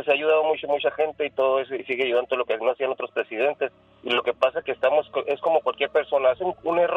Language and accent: Spanish; Mexicali, Baja California, Mexico; Pues yo trabajo aquí en el Valle Imperial, soy de Mexicali